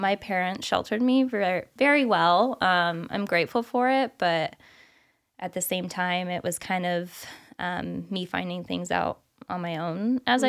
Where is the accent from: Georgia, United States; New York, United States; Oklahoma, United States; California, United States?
California, United States; moved away as an adult; also born or lived in Arizona / South Carolina / Hawaii; now in Illinois, United States; I'm from California